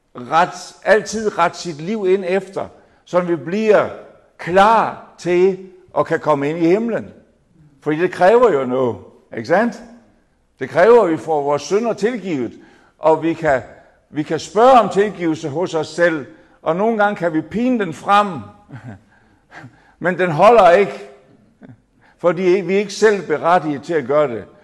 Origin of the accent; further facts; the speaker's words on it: Jutland, Denmark; kommer jeg så fra det lyse Jylland